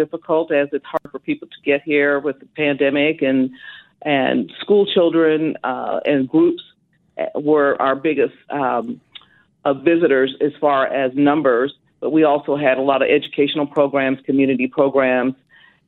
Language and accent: English; Wichita, Kansas, United States; Pretty much from Wichita